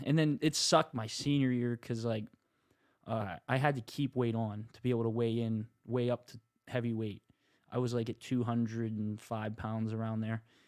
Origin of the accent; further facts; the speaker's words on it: Marianna, Pennsylvania, United States; my hometown, like, Little Joe's is really good. Pizza Company, that's in Mariana